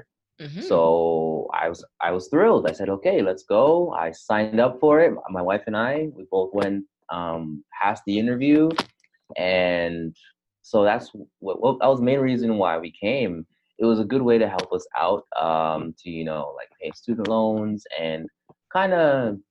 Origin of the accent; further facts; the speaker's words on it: Canada; moved away as an adult; also born or lived in Jamaica; now in South Korea; I was born in Jamaica, but I immigrated to Canada, where I live for most of my life.